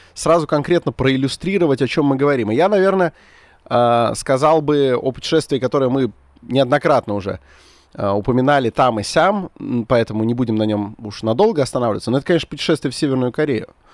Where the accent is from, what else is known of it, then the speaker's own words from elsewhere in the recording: Khimki, Moscow Oblast, Russia; я вроде как из Подмосковья, из города Химки